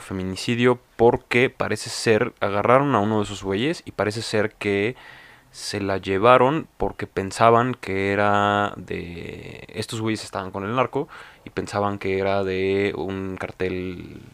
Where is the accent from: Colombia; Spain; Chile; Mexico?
Mexico; como mexicanos